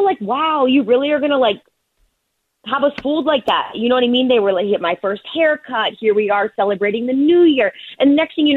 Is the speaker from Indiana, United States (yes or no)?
yes; Indianapolis, Indiana, United States; I grew up in Indianapolis